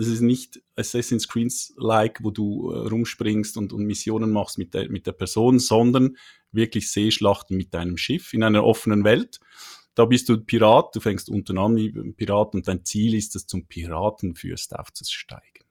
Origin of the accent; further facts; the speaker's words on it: Switzerland; accent: Swiss; komme aus der Schweiz, wie man hört.